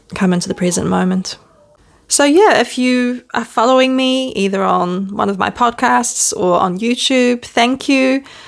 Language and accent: English; New Zealand; accent: Kiwi; also born or lived in Netherlands; I was born in Holland. So you may still hear a smidgen of my Dutch accent, but for most foreigners, I probably sound like a Kiwi because I was raised in New Zealand.